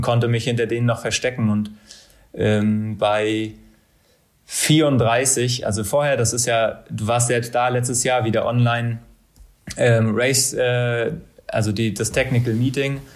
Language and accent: German; Mecklenburg-Vorpommern, Germany; moved away as an adult; also born or lived in Bochum; auch wenn ich meine Heimat und auch mein Leben nach dem Sport in Mecklenburg sehe